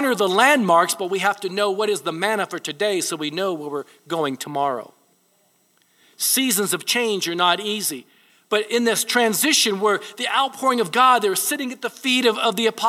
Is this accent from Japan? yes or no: yes; Japan; moved away; I was born in Japan. My mother was Japanese.